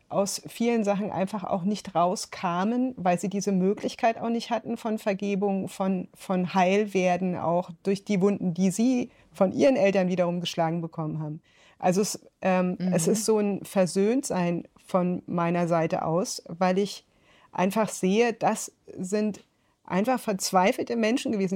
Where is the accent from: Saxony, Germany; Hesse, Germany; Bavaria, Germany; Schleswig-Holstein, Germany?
Bavaria, Germany; rural; also born or lived in North Rhine-Westphalia; Also ich bin in Nordrhein-Westfalen geboren, äh, dann ist meine Mutter, die eben aus Bayern kam, mit uns nach der Scheidung zurück, also nach der Trennung, zurück mhm. nach Bayern aufs Land